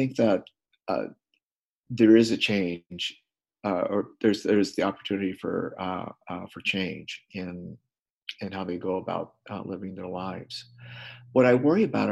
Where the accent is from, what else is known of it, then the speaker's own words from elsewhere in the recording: Missoula, Montana, United States; I'm a socialist from Missoula, Montana